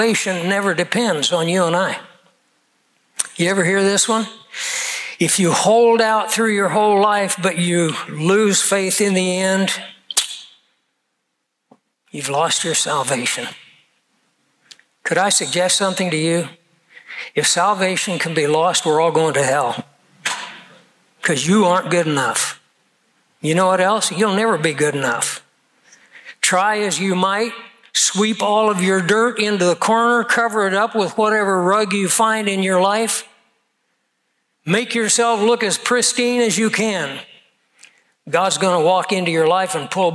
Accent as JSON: {"language": "English", "country": "United States", "said": "as an American"}